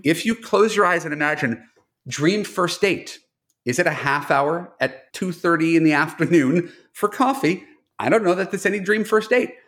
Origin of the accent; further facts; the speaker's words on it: New York, United States; now in Los Angeles, United States; a New Yorker who moved to L